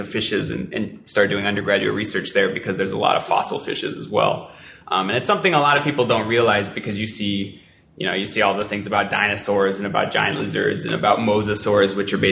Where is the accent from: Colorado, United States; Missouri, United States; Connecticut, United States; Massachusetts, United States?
Colorado, United States; moved away; also born or lived in California; I wasn't born in Colorado, but I was born in California, but I'm from Colorado